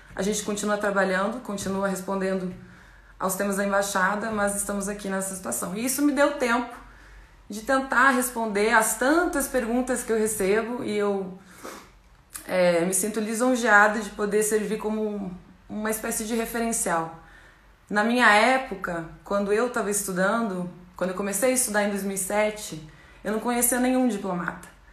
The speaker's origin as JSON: {"language": "Portuguese", "town": "Chapecó", "region": "Santa Catarina", "country": "Brazil", "tie": "born or raised there", "also_born_or_lived": "Manhattan, Kansas, United States / El Salvador / Rome, Italy", "moved": "yes", "lives_now": "Cairo, Egypt", "said": "Nasci em Chapecó, Santa Catarina é, interior do estado"}